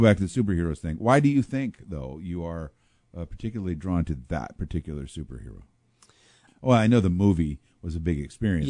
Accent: Pekin, Illinois, United States; I grew up in Pekin, Illinois

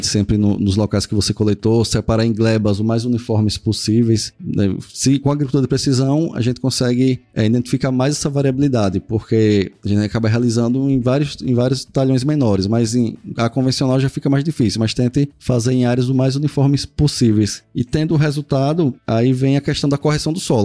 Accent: Paripiranga, Bahia, Brazil; eu sou aqui de Paripiranga, Bahia, Fui criado, né, nascido aqui nessa cidade

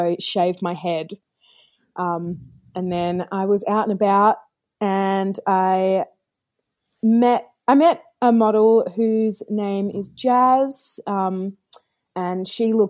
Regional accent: Perth, Western Australia, Australia; I grew up in Perth, Western Australia

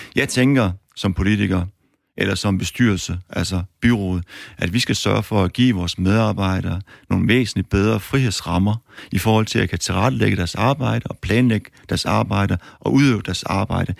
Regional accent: Aarhus, Central Denmark Region, Denmark; jeg kommer fra Aarhus af

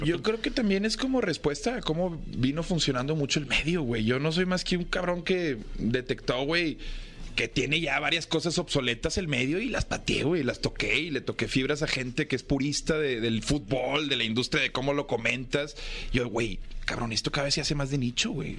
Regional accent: Monterrey, Nuevo León, Mexico; yo soy de Monterrey

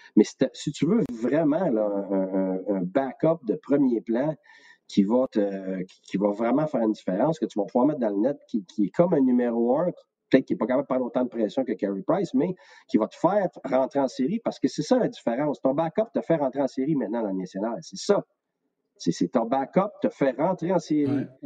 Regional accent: Quebec, Canada; also born or lived in Tampa; je suis un vrai Québécois qui aime, qui aime, euh, qui aime le Québec

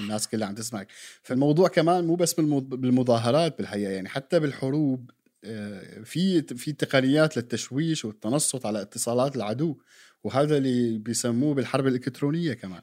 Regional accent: Syria

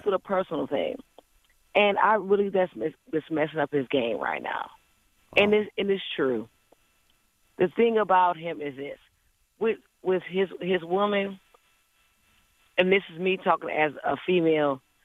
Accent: Cleveland, Ohio, United States; I'm from Cleveland

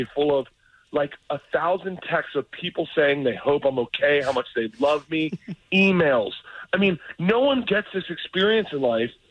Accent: Tampa, Florida, United States; my buddy that I grew up with in Tampa

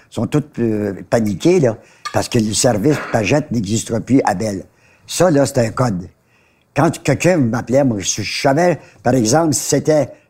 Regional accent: Montreal, Quebec, Canada; chez nous à Ville Danjou. J'habitais chez mes parents.

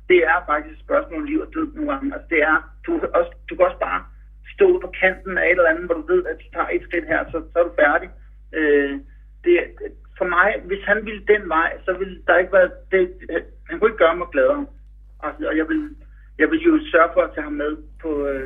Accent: Denmark; vi er fire danskere.

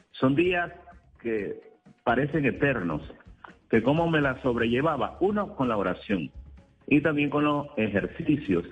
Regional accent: Nicaragua; moved away as an adult; Mi condición de nicaragüense

